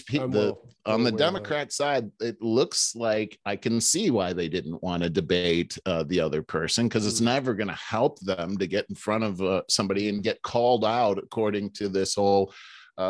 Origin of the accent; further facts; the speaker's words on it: United States; I'm an American